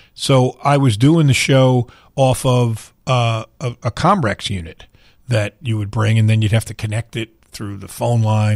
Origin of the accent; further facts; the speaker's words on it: New York, United States; now in Louisville, United States; I grew up in New York where I rooted for whatever teams I did